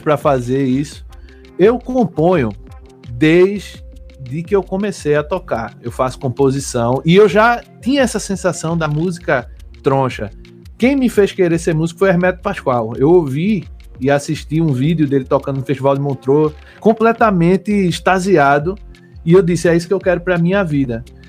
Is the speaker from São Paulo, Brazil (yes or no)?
no; Olinda, Pernambuco, Brazil; also born or lived in Recife; sou pernambucano, nascido em Recife, criado em Olinda